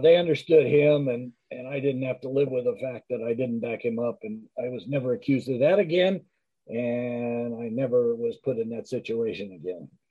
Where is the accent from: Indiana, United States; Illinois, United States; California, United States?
California, United States; Culver City; also born or lived in Los Angeles; grew up in Culver City